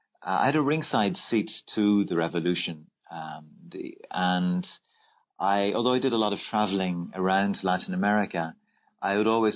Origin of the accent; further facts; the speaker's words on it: Dublin, Leinster, Ireland; I was born in Dublin, Ireland, and I went to school in Blackrock College